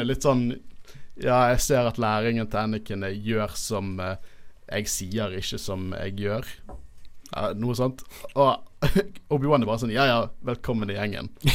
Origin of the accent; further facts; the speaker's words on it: Bergen, Vestland, Norway; vi er fra Bergen